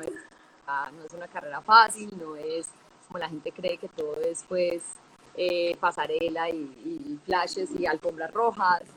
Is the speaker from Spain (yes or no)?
no; Medellín, Antioquia, Colombia; yo soy de Medellín